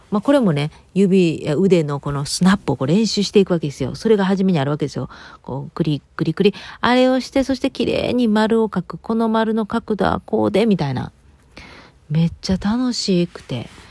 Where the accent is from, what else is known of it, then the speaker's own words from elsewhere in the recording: Kobe, Hyogo, Japan; moved away; うちはあの、兵庫県で神戸で